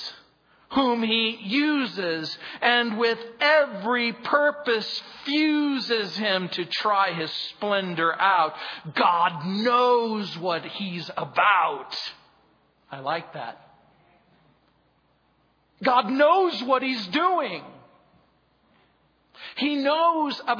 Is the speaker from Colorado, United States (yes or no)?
no; Mojave Desert, California, United States; I grew up in the Mojave Desert